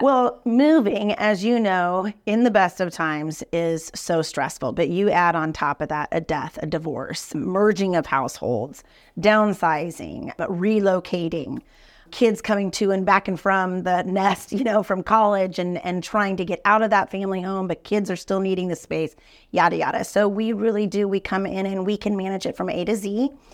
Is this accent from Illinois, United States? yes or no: no; Denver, Colorado, United States; now in Kansas City, United States; grew up in Denver